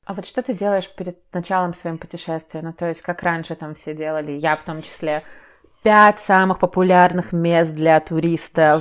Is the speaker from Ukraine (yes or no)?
no; Minsk, Belarus; я, грубо говоря, из Минска, я тут жила